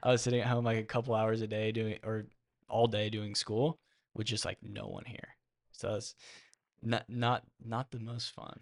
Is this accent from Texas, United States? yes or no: yes; Austin, Texas, United States; I'm from Lake Travis, born and raised in Austin. Went to Lake Travis High School